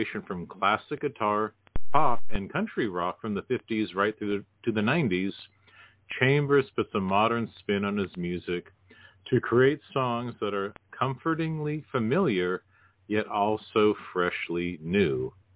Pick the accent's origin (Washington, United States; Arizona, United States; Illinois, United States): Washington, United States; I grew up in Washington right below it.